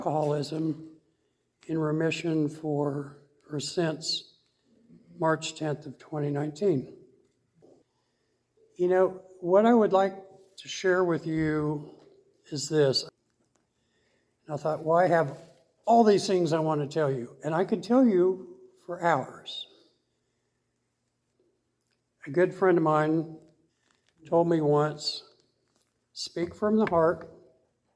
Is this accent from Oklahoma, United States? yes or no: yes; Tulsa, Oklahoma, United States; I was born and raised here in Tulsa.